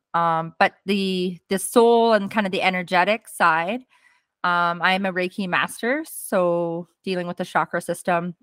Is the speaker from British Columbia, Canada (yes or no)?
yes; Fort St. John, British Columbia, Canada; also born or lived in Arkansas; I actually came home um, to Fort St. John, where my hometown was